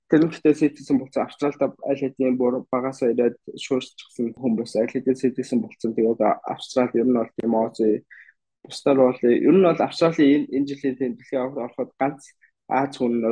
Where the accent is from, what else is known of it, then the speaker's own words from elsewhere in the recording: Mongolia; now in Australia; би Монгол гээд Монголоос танилцуулаад